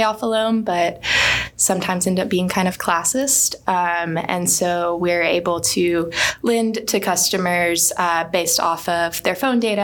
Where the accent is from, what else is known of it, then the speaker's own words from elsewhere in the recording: Birmingham, Alabama, United States; moved away as an adult; also born or lived in Dallas; I also grew up here in Birmingham and actually grew up going to Dawson